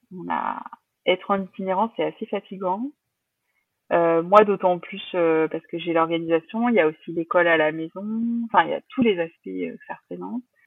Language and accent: French; La Rochelle, Nouvelle-Aquitaine, France; On est de La Rochelle